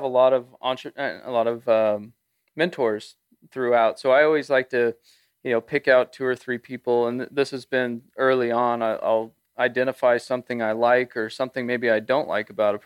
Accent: Bay Area, California, United States; I grew up in the Bay Area of California

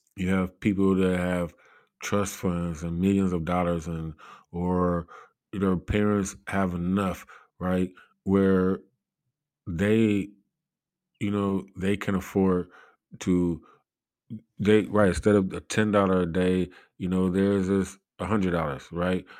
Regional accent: Cleveland, Ohio, United States; I come from Cleveland, Ohio

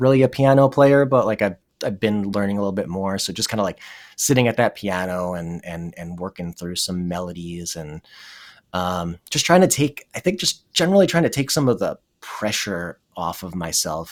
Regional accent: New Jersey, United States; moved away as an adult; also born or lived in Madison, Wisconsin / Burlington, Vermont; I'm from New Jersey

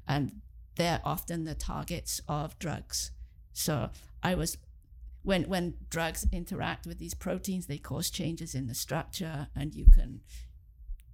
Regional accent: Swansea, Wales, United Kingdom; moved away as an adult; also born or lived in England / Cardiff, Wales; now in Kingston, Canada; So I was born in England, and then when I was six, I moved back to where my parents were from. I moved back to Wales, and I grew up in Wales, in Swansea

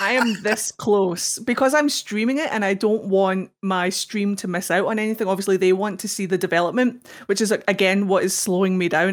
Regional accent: Scotland, United Kingdom; I'm Scottish.

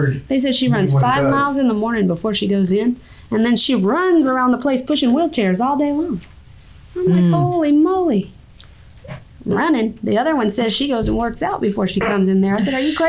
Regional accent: Houston, Texas, United States; now in Louisiana, United States; No, and I grew up in Houston.

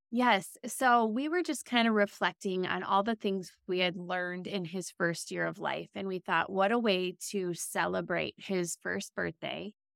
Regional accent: Minnesota, United States; I'm born and raised in Minnesota

